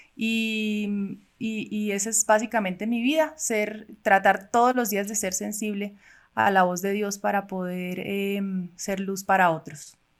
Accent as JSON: {"language": "Spanish", "town": "Cali", "region": "Valle del Cauca", "country": "Colombia", "tie": "born or raised there", "also_born_or_lived": "Cuba", "lives_now": "Bogotá, Colombia", "said": "nací en Cuba. Llegué a Colombia eh, cuando tenía ocho años con mis papás y mis hermanas. Eh, vivimos en Cali"}